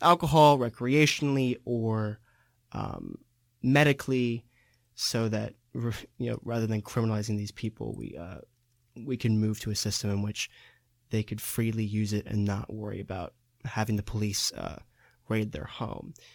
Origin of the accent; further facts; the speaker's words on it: San Diego, California, United States; I'm from San Diego, California.